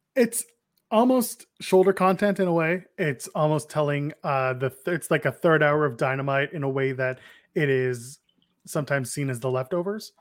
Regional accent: Canada; I'm also Canadian

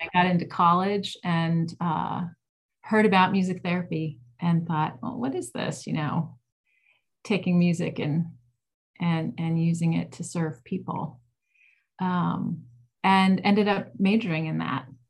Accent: Cleveland, Ohio, United States; I grew up in Ohio

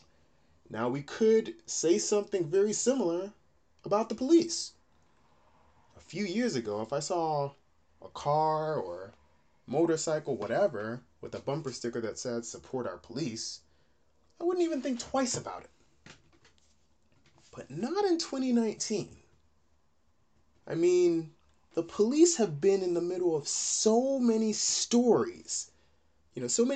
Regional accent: Georgia, United States; I grew up in Georgia

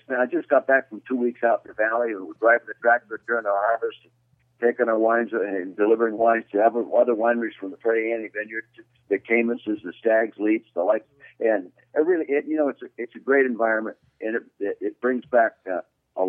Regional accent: Calistoga, California, United States; As a kid, I watched them land in their airplane in a little dirt runway in Calistoga

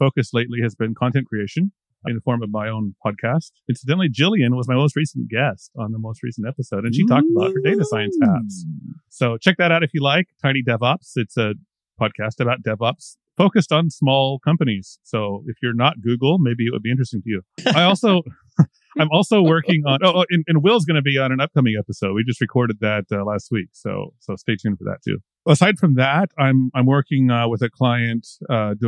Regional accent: United States; moved away as an adult; also born or lived in Kansas / Oklahoma / Mexico; now in Amsterdam, Netherlands; I'm from the United States. I grew up in Kansas and Oklahoma

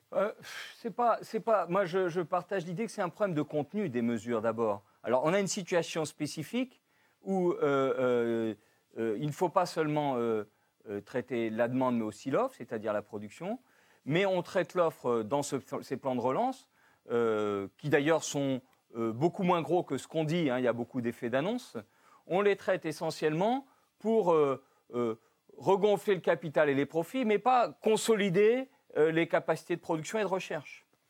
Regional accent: France; chez nous, en France

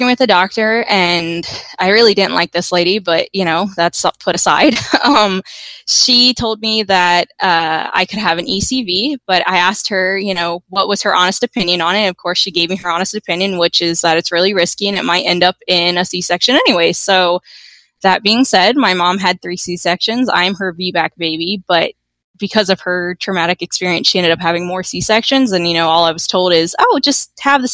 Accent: Virginia, United States; moved away as an adult; also born or lived in California; now in Georgia, United States; I was born in Virginia, where I had my first two kids

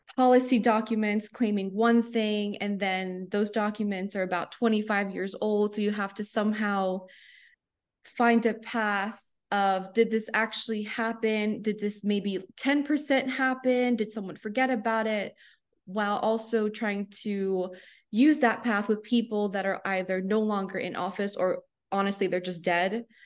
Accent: Cape Coral, Florida, United States; moved away as an adult; also born or lived in Miami / Boston / Sarasota; now in Wichita, United States; I grew up in Cape Coral, Florida

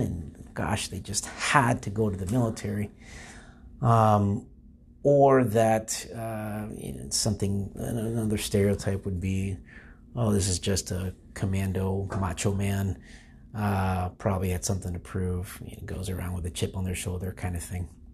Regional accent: Florida, United States; I'm from Florida. I grew up in Florida.

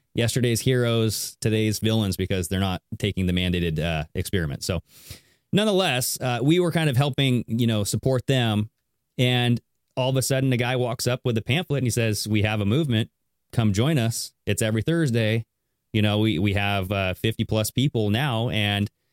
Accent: Southern Washington, United States; I am from Southern Washington as well

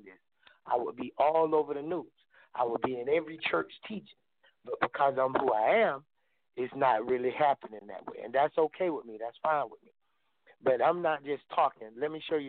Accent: Albany, Georgia, United States; I'm from a small town called Albany, Georgia, That's where I grew up at.

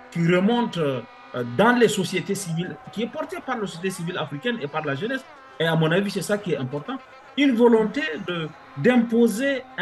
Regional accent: Niger; je ne parle pas en tant que Nigérien, mais je parle en tant que quelqu'un qui a travaillé sur la matière

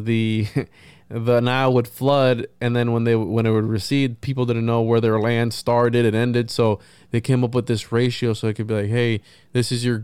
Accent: Florida, United States; also born or lived in Puerto Rico; I was born in Puerto Rico, raised in Florida

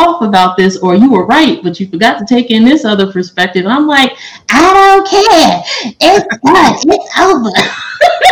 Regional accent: New York, United States; I'm from New York

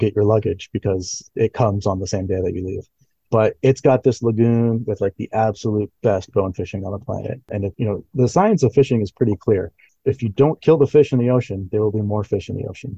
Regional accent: Northern Mariana Islands; moved away; also born or lived in Florida; I'm actually from the Northern Mariana Islands, even though I went to school in Florida

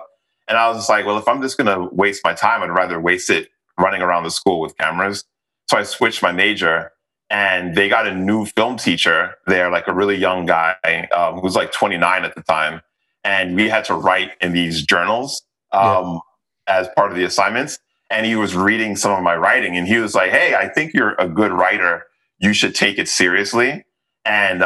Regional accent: New York, United States; moved away as an adult; now in Los Angeles, United States; I'm from the South Bronx

